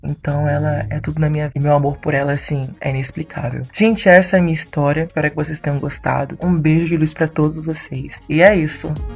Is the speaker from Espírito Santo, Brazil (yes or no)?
yes; Vitória, Espírito Santo, Brazil; eu tenho 24 anos, sou de Vitória, Espírito Santo